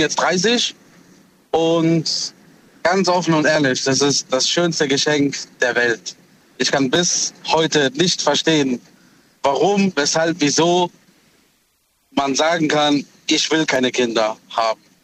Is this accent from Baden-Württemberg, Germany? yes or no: yes; Heidelberg, Baden-Württemberg, Germany; ich bin aus Heidelberg